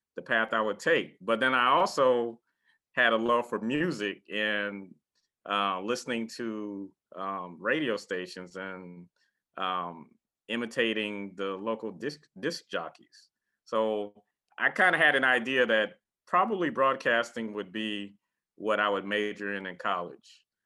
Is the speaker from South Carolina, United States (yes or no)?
yes; Beaufort, South Carolina, United States; moved away; also born or lived in Chapel Hill, North Carolina; interning at a TV station in my hometown of Beaufort, South Carolina